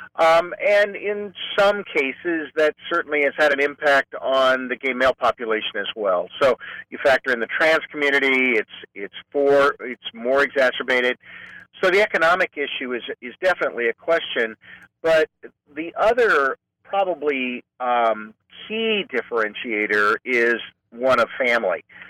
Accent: Clovis, California, United States; moved away as an adult; also born or lived in Fresno / Modesto; now in San Francisco, United States; I'm a native Californian. I grew up in Fresno in the farm region, actually in Clovis.

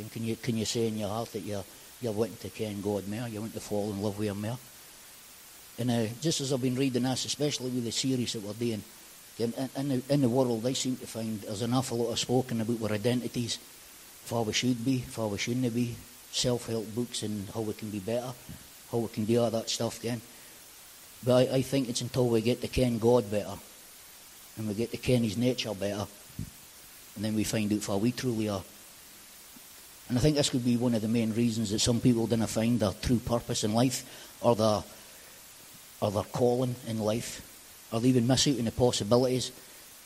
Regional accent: Aberdeen, Scotland, United Kingdom; So I grew up just over in Powys, which is just over the back, and I moved to Powys. I moved to Powys when I was about 13

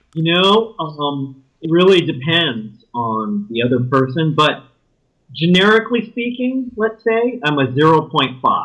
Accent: El Paso, Texas, United States; moved away as an adult; also born or lived in Austin, Texas / College Station, Texas; now in Oakland, United States; I grew up in West Texas, in El Paso.

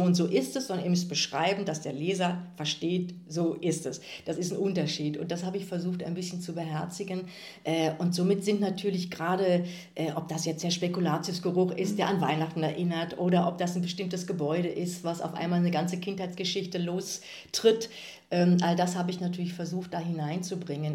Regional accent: Kevelaer, North Rhine-Westphalia, Germany; moved away as an adult; also born or lived in Aachen / Freiburg / Bochum / Munich; dieser Wallfahrtsort ist ja tatsächlich auch mein Heimatort

